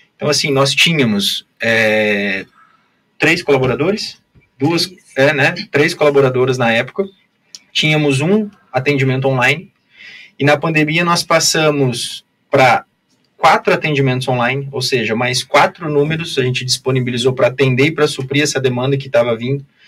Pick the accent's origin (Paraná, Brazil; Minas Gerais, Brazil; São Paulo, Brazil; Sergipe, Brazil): Paraná, Brazil; Foz do Iguaçu; also born or lived in Biratã; me considero de Foz, né? Porque sempre morei